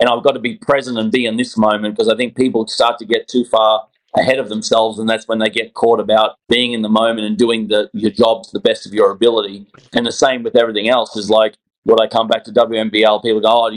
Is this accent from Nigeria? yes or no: no; Australia; moved away as an adult; now in Atlanta, United States; I'm an Aussie